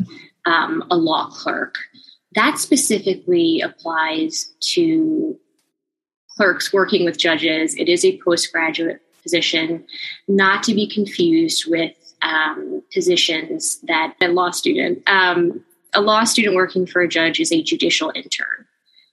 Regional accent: New Jersey, United States; I am also from New Jersey and had attended Rutgers

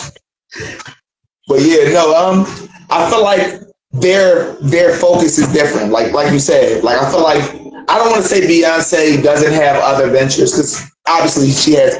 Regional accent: Philadelphia, Pennsylvania, United States; also born or lived in Boca Raton, Florida; now in Dayton, United States; I'm from Philly

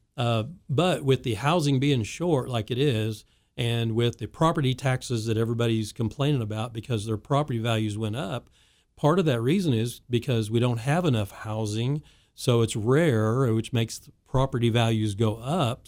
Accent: Wichita, Kansas, United States; as I grew up in Wichita

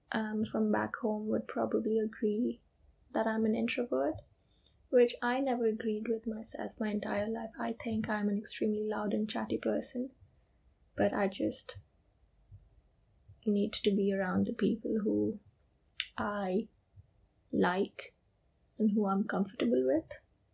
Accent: India; English is a second language; also born or lived in United Kingdom; I am from India, but I've also lived in the UK in my recent past. And I'm actually currently in the process of moving back there.

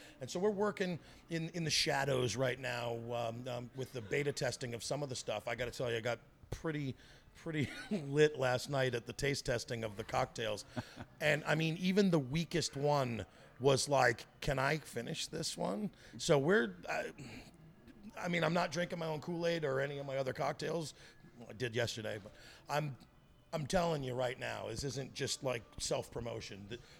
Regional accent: Virginia, United States; also born or lived in Texas; I was born in Texas and raised in Virginia to a military family.

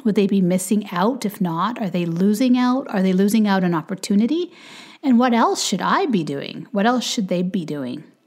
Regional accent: Canada; also born or lived in Jamaica; we live in Canada, we're Canadian

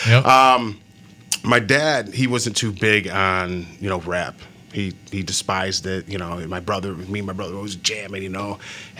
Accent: Florida, United States; I'm from Florida and everything, so there's a lot of commotion going on.

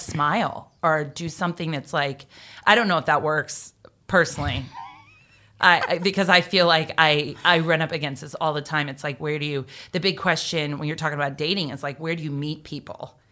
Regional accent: Jacksonville, Florida, United States; I grew up in Jacksonville with U N F

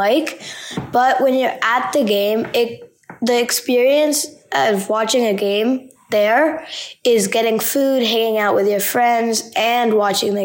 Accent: San Francisco, California, United States; I'm 11 years old, and I'm from San Francisco.

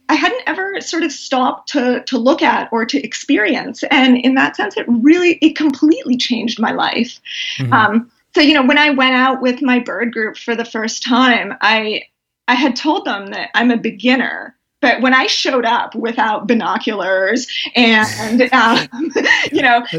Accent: Canada; I'm Canadian

